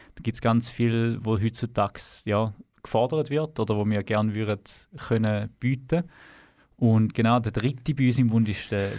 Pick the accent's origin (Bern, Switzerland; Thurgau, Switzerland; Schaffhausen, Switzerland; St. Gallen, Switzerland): Thurgau, Switzerland; moved away as an adult; now in Canton of Zurich, Switzerland; wir sind im Thurgau geboren, sind dort aufgewachsen